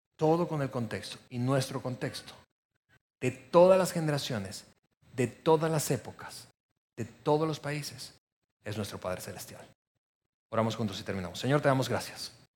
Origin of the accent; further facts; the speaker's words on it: Venezuela; moved away as an adult; somos extranjeros y particularmente descubriendo que somos venezolanos